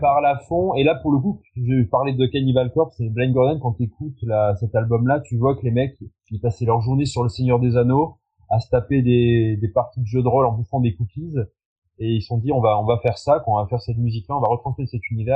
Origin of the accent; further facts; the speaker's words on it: France; on est français, parce qu'on chante en français